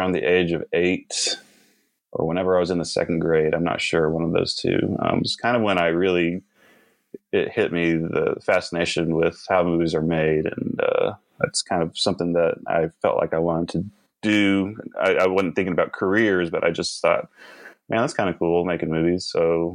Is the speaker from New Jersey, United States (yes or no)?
no; Norman, Oklahoma, United States; also born or lived in Watertown, South Dakota / Sisseton, South Dakota; I live in Norman, Oklahoma right now. We moved there when I was about 3, and I've lived here ever since.